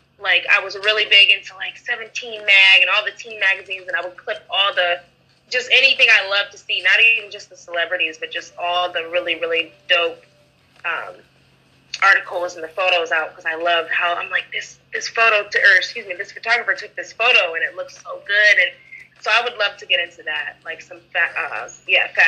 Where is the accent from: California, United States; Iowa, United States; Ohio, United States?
Ohio, United States; Canton; moved away as an adult; now in Cleveland, United States; I'm born and raised in Canton, Ohio, and I moved to Cleveland a few years ago